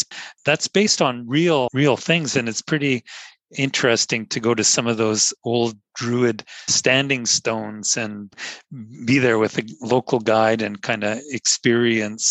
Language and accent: English; Northern Canada, Canada; being Canadian and growing up in the Canadian North